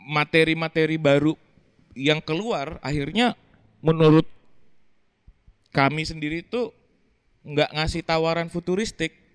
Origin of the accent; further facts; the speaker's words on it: Sumatra, Indonesia; kita berdua tuh deket gara-gara aku pernah besar di Sumatera. Dia besar di Sumatera.